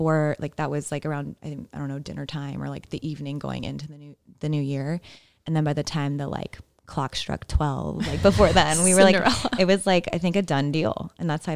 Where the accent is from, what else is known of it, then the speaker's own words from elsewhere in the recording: Atlanta, Georgia, United States; moved away as an adult; also born or lived in Los Angeles; I'm from Atlanta